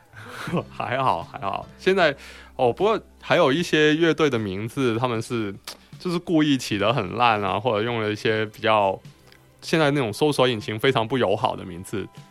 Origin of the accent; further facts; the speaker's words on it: Guangzhou, Guangdong, China; 我们广州话叫食字啊